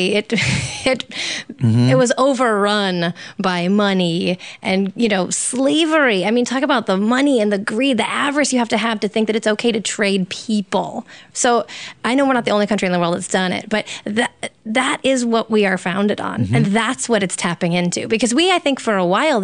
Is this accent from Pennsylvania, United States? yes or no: no; New York City, New York, United States; I'm from New York